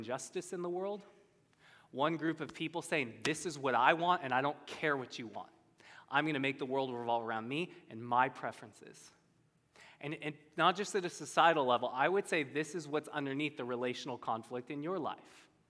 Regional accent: United States; I'm an American.

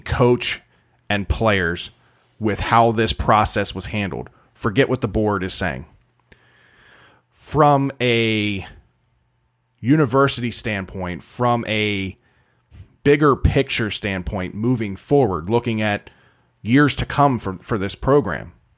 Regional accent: Baltimore, Maryland, United States; I'm from Baltimore

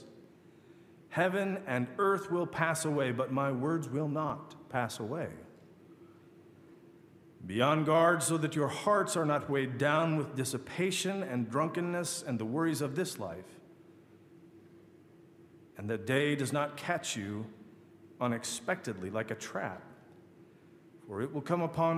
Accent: Michigan, United States; I grew up in Michigan

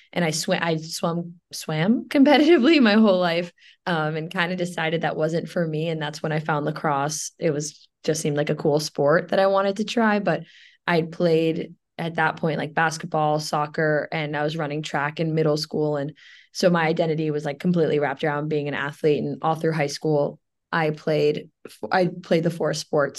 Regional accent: New York City, New York, United States; moved away as an adult; also born or lived in Williamsburg, Virginia; now in New Jersey, United States; growing up in New York is really interesting

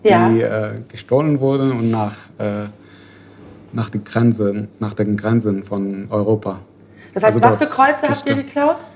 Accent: Syria; German is a second language; moved away as an adult; now in Berlin, Germany; ich komme aus Syrien. Ich bin neu in Berlin relativ, so seit zweieinhalb Jahren.

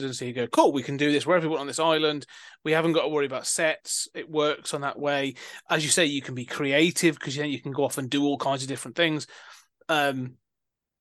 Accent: United Kingdom; Being British

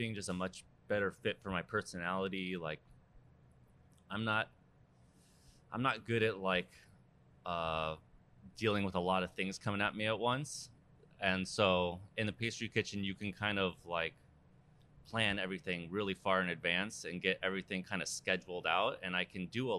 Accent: Seal Beach, California, United States; moved away as an adult; also born or lived in San Francisco, California; I'm from Seal Beach, California, Orange County. Grew up there, went to high school there

